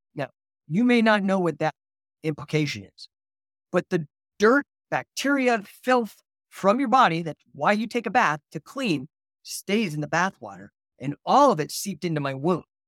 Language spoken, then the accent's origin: English; near Rocky Flats, Colorado, United States; I did grow up within ten miles of Rocky Flats here in Colorado